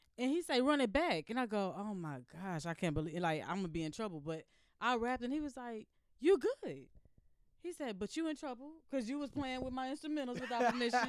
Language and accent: English; Jersey Village, Texas, United States; I'm from Jersey Village